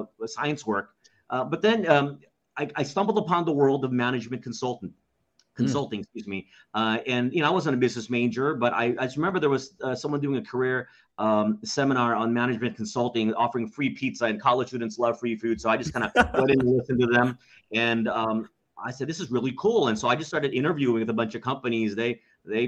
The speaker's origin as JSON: {"language": "English", "town": "Dallas", "region": "Texas", "country": "United States", "tie": "born or raised there", "moved": "as an adult", "lives_now": "Philippines", "said": "our home city, which I grew up in Dallas, Texas"}